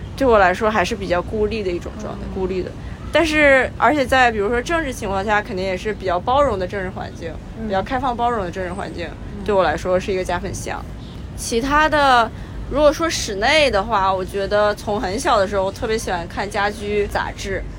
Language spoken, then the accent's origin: Chinese; Qingdao, Shandong, China; 因为我出生在青岛，海边的城市。